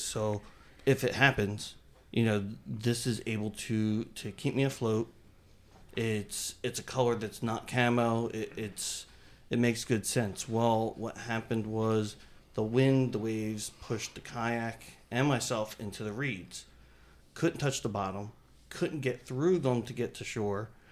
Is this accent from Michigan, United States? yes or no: no; New Jersey, United States; I grew up in New Jersey